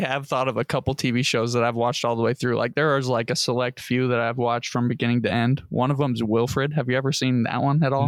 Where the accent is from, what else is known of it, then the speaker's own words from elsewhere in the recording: United States; as an American